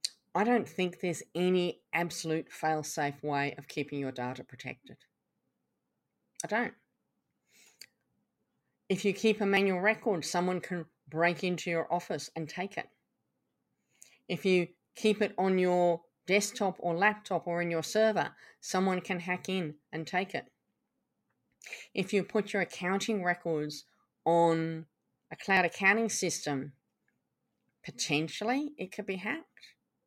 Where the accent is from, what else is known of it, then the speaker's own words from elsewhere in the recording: England, United Kingdom; also born or lived in Canada; now in Australia; I was brought up in England and Canada, and I now live in Australia